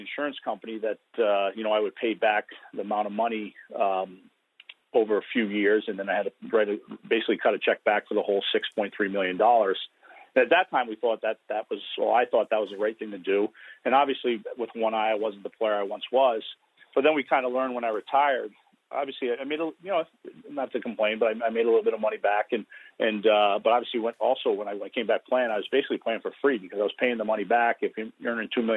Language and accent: English; Woonsocket, Rhode Island, United States; I grew up in Woonsocket, Rhode Island